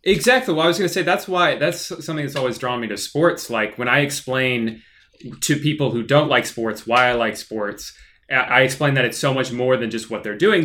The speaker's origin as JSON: {"language": "English", "town": "Orlando", "region": "Florida", "country": "United States", "tie": "born or raised there", "also_born_or_lived": "North Carolina", "said": "we moved here when I was like two."}